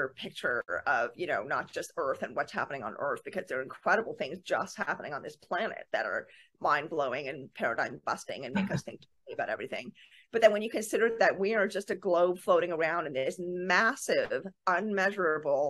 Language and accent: English; Canada; I'm Canadian